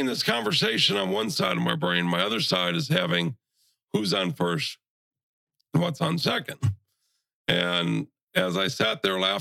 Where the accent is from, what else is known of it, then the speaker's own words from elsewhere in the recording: Brunswick, Ohio, United States; now in Matlacha, United States; originally I am from Brunswick, Ohio, which is just south of Cleveland. Born and raised there, quiet little place